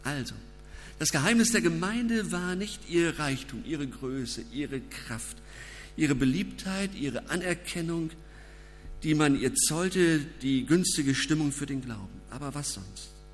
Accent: Germany; Als Deutsche

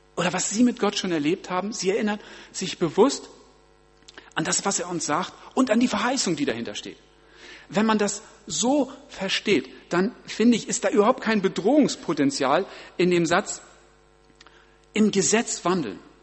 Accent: Germany; bei uns in Deutschland

